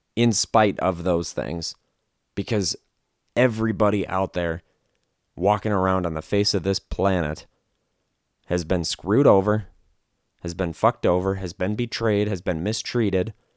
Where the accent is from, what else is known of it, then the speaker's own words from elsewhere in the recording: Wisconsin, United States; now in Las Vegas, United States; I'm from Wisconsin, so I'm, I'm familiar with what a real blizzard is, is like